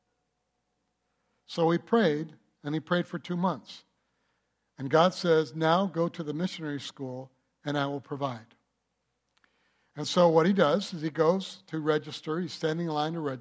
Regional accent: United States; I'm not from Germany. I'm from the United States of America, of German descent

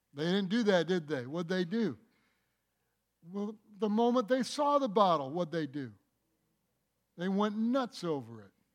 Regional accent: Michigan, United States; I'm from Michigan

